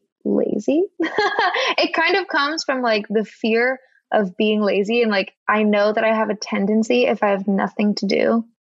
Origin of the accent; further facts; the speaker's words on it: California, United States; moved away as an adult; also born or lived in Boston; I'm from California and I went to school in Boston